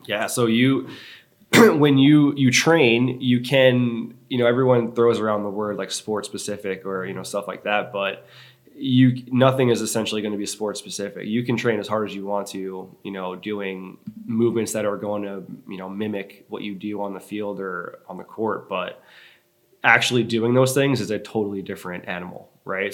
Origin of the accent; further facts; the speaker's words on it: Long Island, New York, United States; moved away as an adult; now in Charleston, United States; I grew up on Long Island for most of my my adolescent life